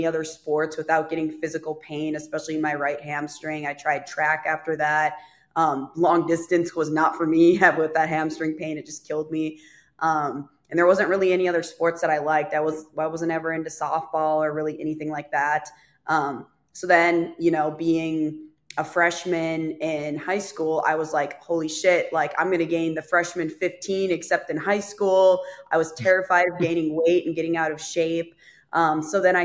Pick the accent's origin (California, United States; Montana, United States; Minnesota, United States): Minnesota, United States; Fargo North Dakota area; now in Nashville, United States; I am originally from Minnesota, kind of Fargo, North Dakota area. I currently live in Nashville, Tennessee.